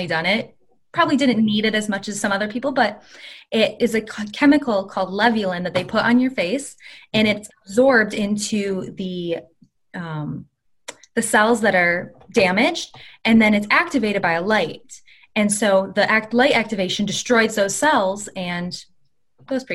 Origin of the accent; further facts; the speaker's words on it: Michigan, United States; moved away as an adult; now in Long Beach, United States; I'm from Michigan too